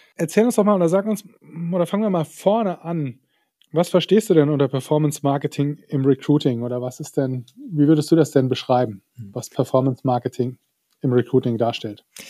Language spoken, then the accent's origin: German; Saarland, Germany; bei uns im Saarland, wo ich herkomme ursprünglich